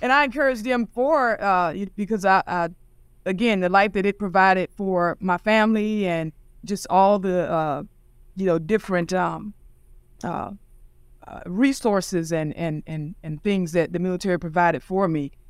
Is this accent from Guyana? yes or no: no; St. Augustine, Florida, United States; I grew up in Saint Augustine, Florida